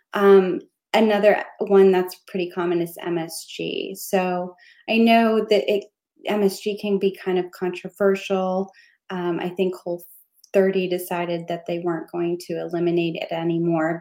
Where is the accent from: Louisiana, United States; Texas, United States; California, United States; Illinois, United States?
Texas, United States; as a Texan